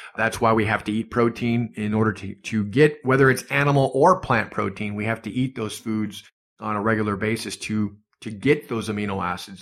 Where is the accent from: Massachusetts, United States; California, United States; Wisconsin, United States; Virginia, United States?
Wisconsin, United States; Superior; moved away; also born or lived in Duluth, Minnesota; originally from Superior, Wisconsin, but Duluth, Minnesota is right across